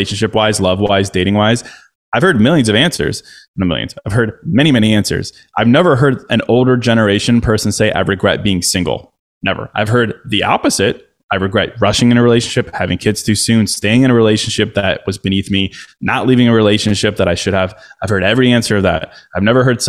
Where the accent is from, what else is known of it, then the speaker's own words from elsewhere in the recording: Chicago, Illinois, United States; moved away as an adult; now in Miami, United States; I'm from Chicago. I spent the last 12 years in Chicago